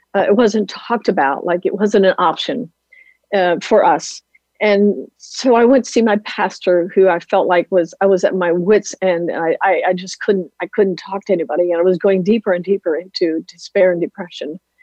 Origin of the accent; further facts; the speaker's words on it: Lancaster County, Pennsylvania, United States; a little Amish girl growing up in Lancaster County, Pennsylvania area